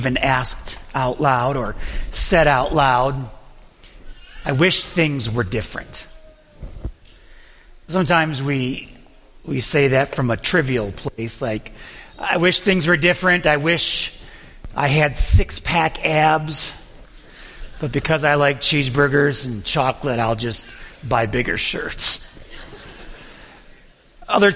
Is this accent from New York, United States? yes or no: yes; Buffalo, New York, United States; I'm from Buffalo, New York